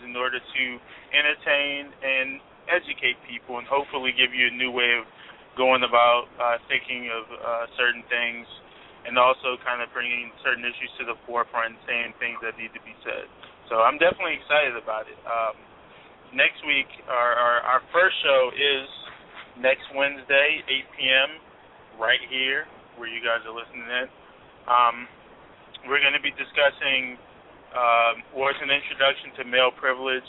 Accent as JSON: {"language": "English", "town": "Washington", "region": "District of Columbia", "country": "United States", "said": "I'm from D.C. I'm representing D.C."}